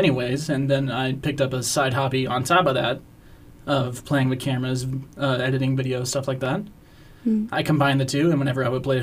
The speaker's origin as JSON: {"language": "English", "town": "Huntsville", "region": "Alabama", "country": "United States", "said": "I'm from Huntsville."}